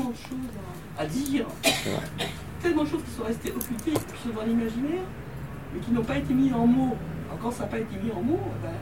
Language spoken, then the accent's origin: French; Martinique, France; Je suis martiniquaise, je me dis plus martiniquaise, effectivement, comme un répondre que française, même si je culture française.